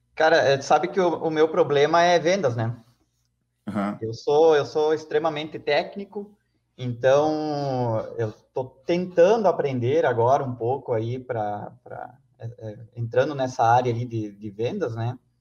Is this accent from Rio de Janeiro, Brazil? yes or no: no; Chapecó, Santa Catarina, Brazil; Eu sou aqui de, de Chapecó, né? Então, é uma cidade que já é pequena